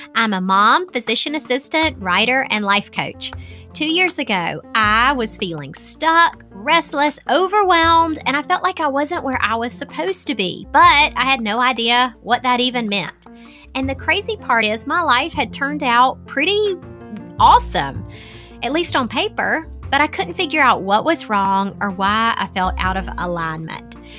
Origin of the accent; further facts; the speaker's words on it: the South, United States; accent: Southern; that's my Southern accent